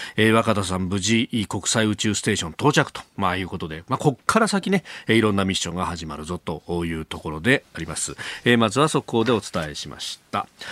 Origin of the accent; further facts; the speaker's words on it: Kanagawa, Japan; 神奈川県立おっぱま高校ってところの出身